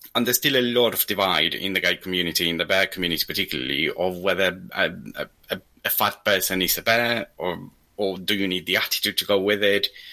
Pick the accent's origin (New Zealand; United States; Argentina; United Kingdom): Argentina; moved away; I'm Argentinian